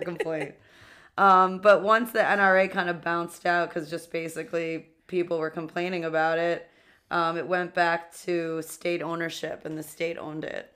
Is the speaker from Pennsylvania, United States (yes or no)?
no; New York City, New York, United States; two queens from Queens